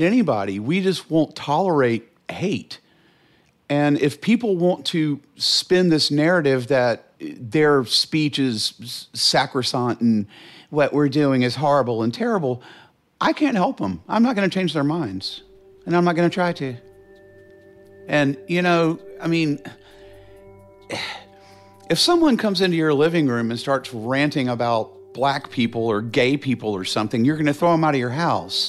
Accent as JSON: {"language": "English", "town": "Charlotte", "region": "North Carolina", "country": "United States", "tie": "born or raised there", "said": "I grew up in Charlotte"}